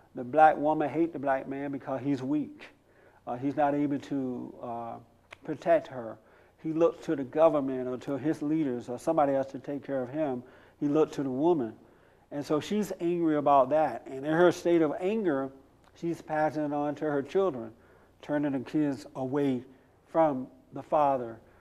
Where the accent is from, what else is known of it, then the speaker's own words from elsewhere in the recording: United States; I am an American. I'm not African American. I am 100% American